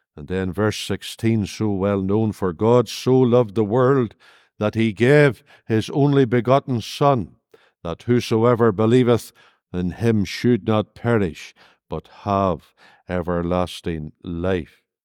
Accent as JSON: {"language": "English", "region": "Northern Ireland", "country": "United Kingdom", "lives_now": "Lurgan, United Kingdom", "said": "Come from Northern Ireland"}